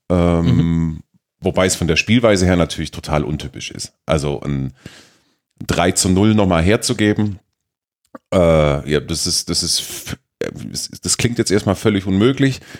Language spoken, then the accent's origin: German; Baden-Württemberg, Germany; Ich bin Schwabe